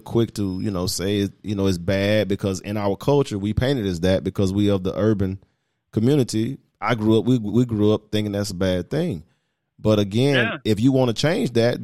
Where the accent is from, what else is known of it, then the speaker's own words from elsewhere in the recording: Atlanta, Georgia, United States; I grew up in the inner city, you know, I'm from Perry Homes